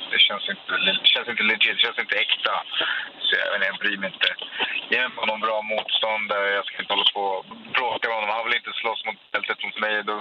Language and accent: Swedish; Stockholm, Stockholm County, Sweden; Jag bor i Stockholm, jag är från Stockholm.